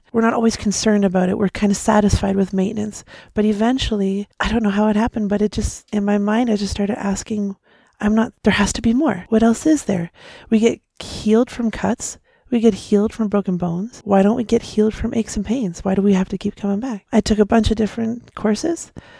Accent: Leamington, Ontario, Canada; I'm from Leamington, Ontario.

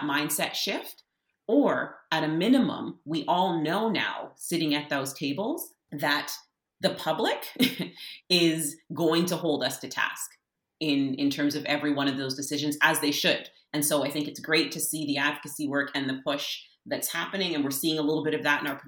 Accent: Canada; as a Canadian, and what it means to be on this land, and having been born in this place

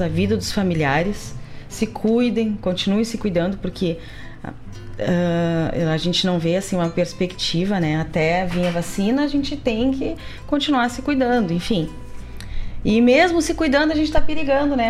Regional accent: Gaúcho, Rio Grande do Sul, Brazil; nós que somos tradicionalistas, que somos gaúchos

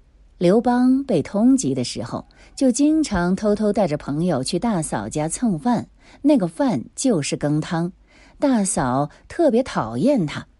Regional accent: Shandong, China; 我是山东人，我们山东小时候过端午节包粽子就是用的黍子。我在二十岁之前在老家过端午节吃的粽子都是黍子做的。

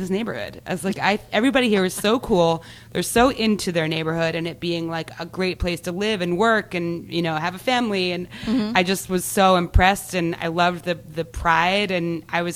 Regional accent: Delaware, United States; moved away as an adult; also born or lived in Fairfax, Virginia; now in Philadelphia, United States; I'm actually originally from Delaware.

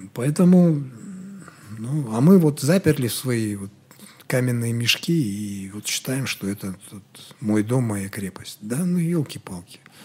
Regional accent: Kazakhstan; мы казахи

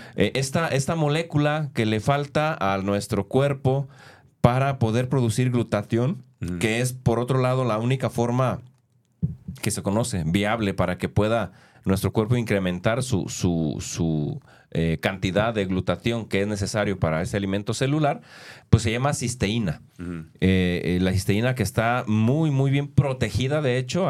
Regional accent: Guadalajara, Jalisco, Mexico; Yo, nací en Guadalajara, producto de papás que se vinieron casados del rancho

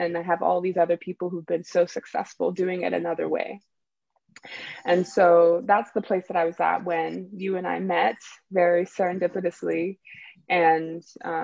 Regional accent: Canada; moved away as an adult; also born or lived in Nigeria; now in California, United States; I was born in Nigeria. I grew up in Canada, and now I live in California

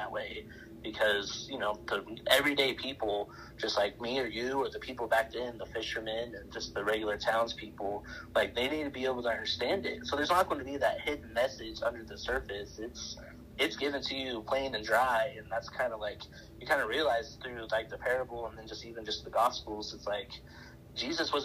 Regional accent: Cheyenne Wells, Colorado, United States; also born or lived in Montrose, Colorado; we moved from Montrose, Colorado on the western slope to Cheyenne Wells, which is on, you know, the eastern plains

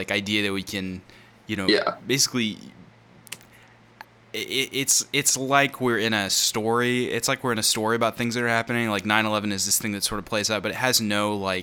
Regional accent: Longview, Texas, United States; we grew up in Longview, Texas, where I'm currently living.

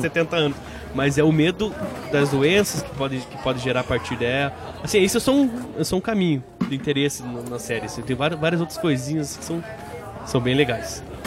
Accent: Brazil; eu, como brasileiro

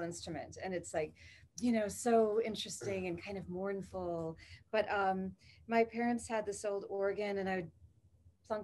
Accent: Waukesha, Wisconsin, United States; also born or lived in Milwaukee; At Waukesha. And then I've lived in Milwaukee now forever

